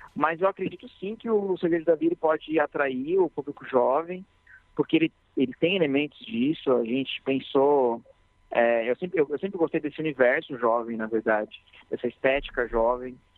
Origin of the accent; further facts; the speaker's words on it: Mairiporã, São Paulo, Brazil; eu nasci em Mariporã, que é uma cidade próxima aqui de São Paulo